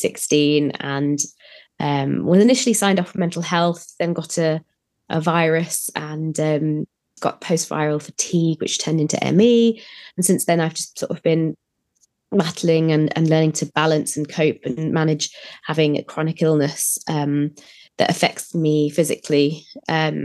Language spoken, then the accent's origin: English; Germany; also born or lived in Leeds, United Kingdom; now in United Kingdom; I grew up in Germany